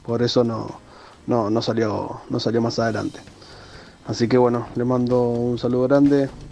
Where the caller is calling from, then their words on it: Buenos Aires, Argentina; de Urquiza.